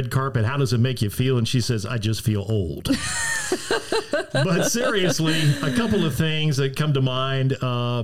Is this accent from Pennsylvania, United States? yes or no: no; Piqua, Ohio, United States; moved away; my hometown radio station, WPTW, in Piqua, Ohio